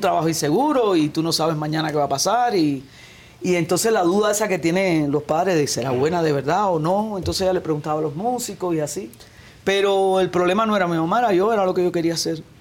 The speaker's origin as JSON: {"language": "Spanish", "country": "Cuba", "tie": "born or raised there", "moved": "yes", "said": "Yo me crié en mi casa con esa música, la trova, el punto guajiro, la música guajira. Después el barrio era toda la música santería, la rumba, el guaguancó"}